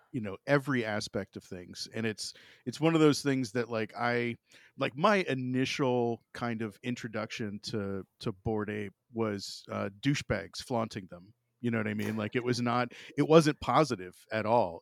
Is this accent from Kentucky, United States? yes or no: no; Florida, United States; now in Ohio, United States; growing up in Florida, like, I, I mean, I live in Ohio now